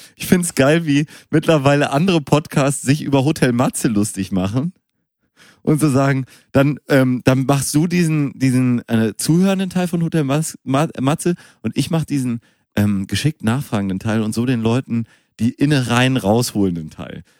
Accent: Münster, North Rhine-Westphalia, Germany; moved away; ich bin in Münster geboren, bin auch ein bisschen aufgewachsen

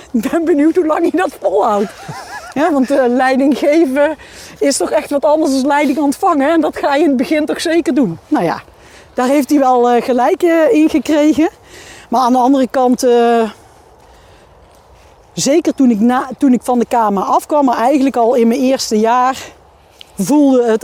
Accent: Limburg, Netherlands; Ehm, ik ben opgegroeid in Limburg.

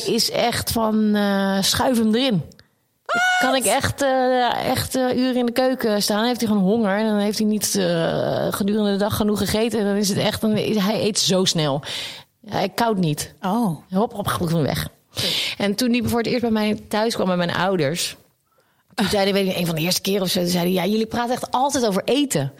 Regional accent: Wassenaar, South Holland, Netherlands; also born or lived in The Hague; daar ben ik naar de eh, Wassenaar verhuisd met hun. En eh, nog daar gewoond en ook op school gezeten

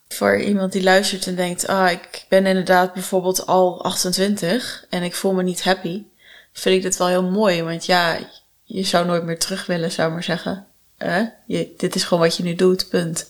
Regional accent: Netherlands; als een Nederlander

